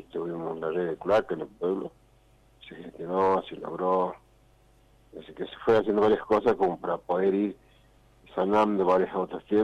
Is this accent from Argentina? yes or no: yes; El Moreno, Jujuy, Argentina; yo nací en Moreno. Sí. Hice la primaria ahí en el pueblo.